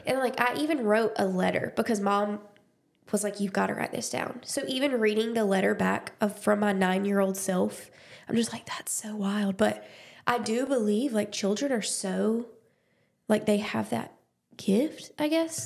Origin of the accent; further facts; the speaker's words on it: Dothan, Alabama, United States; I was born and raised in Dothan, Alabama